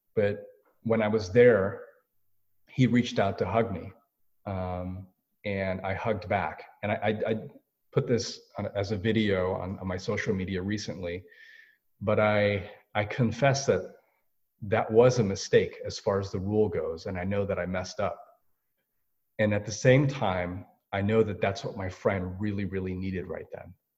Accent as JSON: {"language": "English", "country": "United States", "said": "I'm Korean American"}